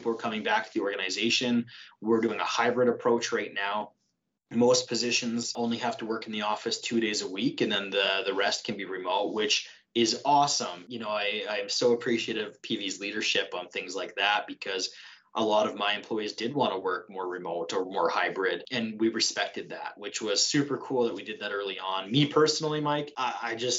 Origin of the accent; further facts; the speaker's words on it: Saskatchewan, Canada; moved away as an adult; also born or lived in Lacombe, Alberta; now in Red Deer, Canada; I'm not from here. I'm from Saskatchewan.